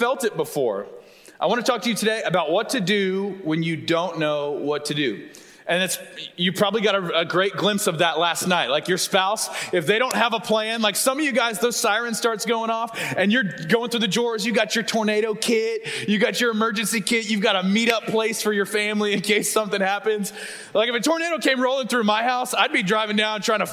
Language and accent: English; Tulsa, Oklahoma, United States; now in Texas, United States; I'm from Tulsa